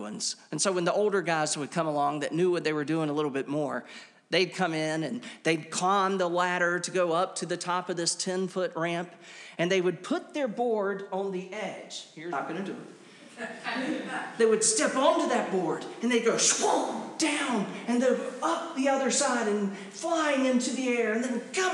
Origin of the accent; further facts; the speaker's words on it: Wilmington, North Carolina, United States; as a teenager, I spent those teenage years growing up in Wilmington, North Carolina